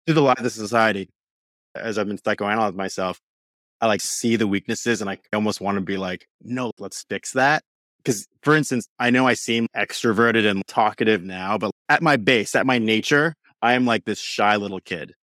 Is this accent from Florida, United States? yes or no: no; New York, United States; raised in New York my whole life